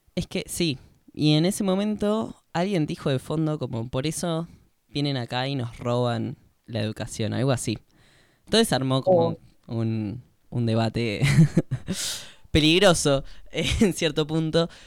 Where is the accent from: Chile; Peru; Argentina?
Argentina; el resto somos eh, argentinos nativos